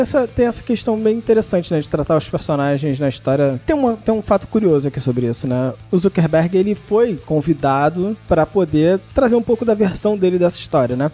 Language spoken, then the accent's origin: Portuguese; Brazil